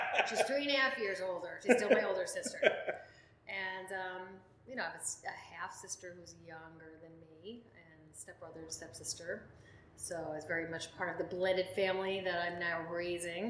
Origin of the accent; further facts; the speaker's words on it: Bergenfield, New Jersey, United States; I was born in Bergenfield and I grew up there